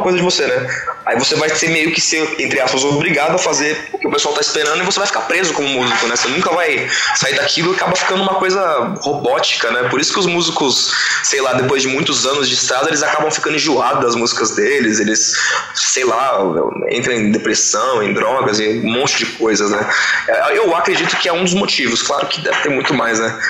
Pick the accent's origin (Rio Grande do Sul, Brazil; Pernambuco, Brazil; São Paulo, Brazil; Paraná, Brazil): São Paulo, Brazil; East Zone; a gente é da região de, da Zona Leste aqui